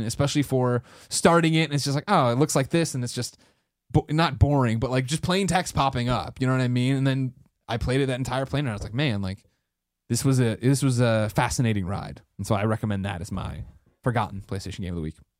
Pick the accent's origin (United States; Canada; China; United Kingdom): United States; I'm American